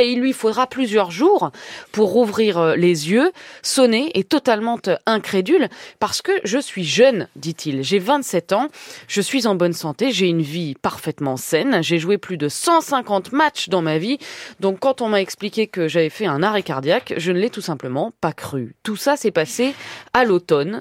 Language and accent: French; France; chez nous en France